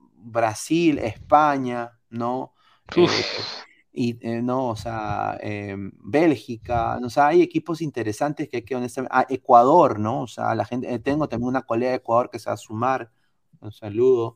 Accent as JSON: {"language": "Spanish", "country": "Peru", "said": "Yo soy de Perú"}